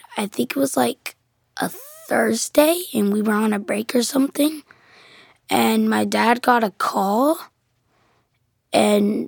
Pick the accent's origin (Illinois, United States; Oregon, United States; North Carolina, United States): North Carolina, United States; I'm from North Carolina